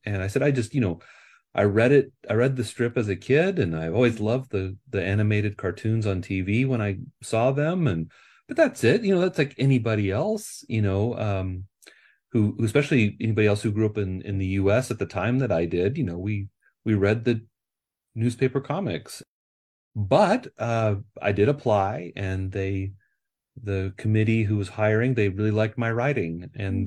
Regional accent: Nebraska, United States; moved away as an adult; now in California, United States; I am from the Midwest. I uh, I grew up in Nebraska

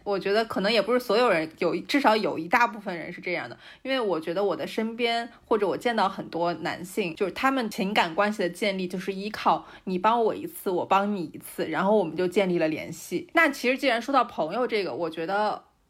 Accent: Shanxi, China; 我可以讲一下我们山西这边

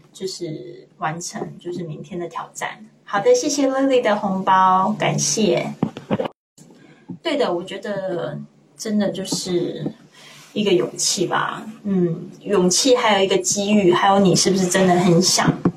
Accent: Kaohsiung, Taiwan; moved away as an adult; now in Spain; 我也是在一个小地方长大的呀。你说台湾算不算很小？算很小欸

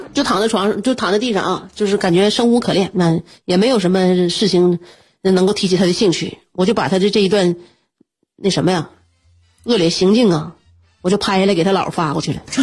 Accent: northern China, China; 我们作为北方人呐

